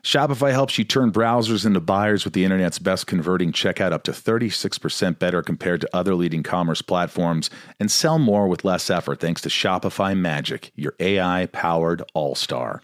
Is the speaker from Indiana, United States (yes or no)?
yes; Indiana, United States; moved away as an adult; also born or lived in Kentucky / New York; I grew up in Indiana